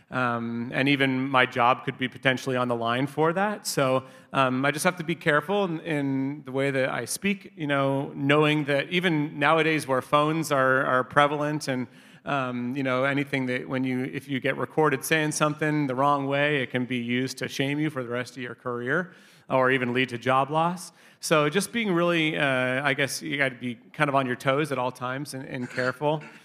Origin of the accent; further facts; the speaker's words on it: Long Beach, California, United States; also born or lived in Inglewood / Orange County; I was born in Inglewood and then grew up in Long Beach, uh, where I spent most of my childhood